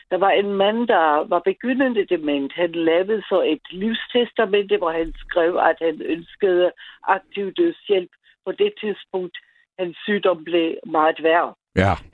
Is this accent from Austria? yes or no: yes; Austria; now in Ballerup, Denmark; det er jeg født i Østrig.